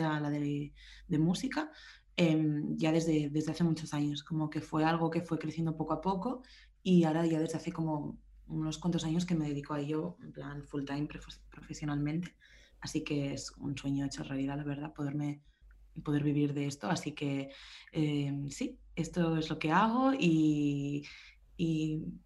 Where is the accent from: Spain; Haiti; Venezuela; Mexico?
Spain; Barcelona, Catalonia; moved away as an adult; also born or lived in London, United Kingdom / Glasgow, United Kingdom; now in Berlin, Germany; soy de Barcelona, pero ya llevo bastantes años fuera de España